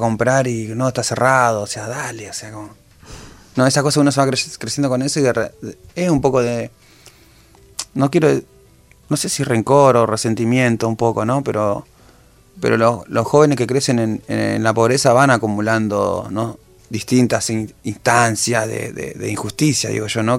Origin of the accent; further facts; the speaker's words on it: José León Suárez, Buenos Aires Province, Argentina; ¿De dónde sos? De la Carcoa.